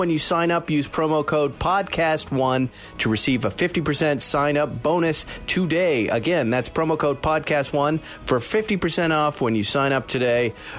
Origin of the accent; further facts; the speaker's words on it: New England, United States; Pittsburgh in my hometown zone, New England. That's where I grew up, people.